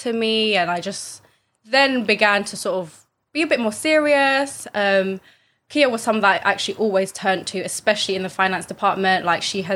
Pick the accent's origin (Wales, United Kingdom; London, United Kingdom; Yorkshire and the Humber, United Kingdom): London, United Kingdom; I also run a podcast with two of my friends on like the Filipino culture, British culture, and just, you know, growing up in East London.